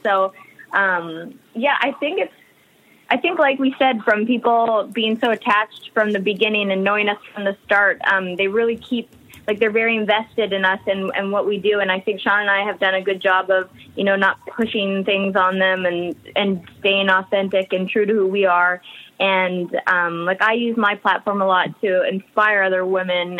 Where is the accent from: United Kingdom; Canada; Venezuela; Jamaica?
Canada; Alberta; moved away as an adult; also born or lived in Vancouver, Canada; now in United States; I grew up in Alberta, Canada, and then I had moved out to Vancouver on a dance scholarship